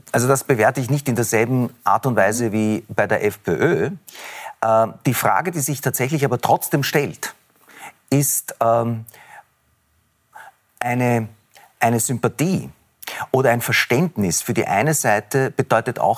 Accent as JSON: {"language": "German", "country": "Israel", "tie": "born there", "said": "Es ist aber nicht so, dass das, was in meinem Geburtsland vor sich geht, äh, ein Kampf ist gegen den Islam, sondern es ist ein Konflikt um ein Land zwischen zwei Nationen."}